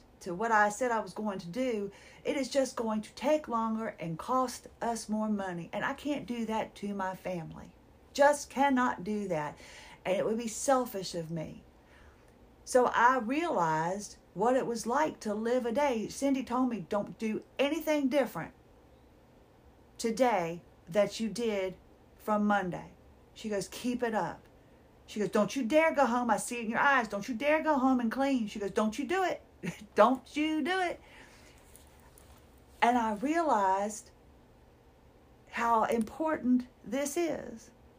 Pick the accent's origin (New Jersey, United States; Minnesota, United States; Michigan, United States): Minnesota, United States; I'm from Minnesota. Is it Minnesota? Is the Show Me State?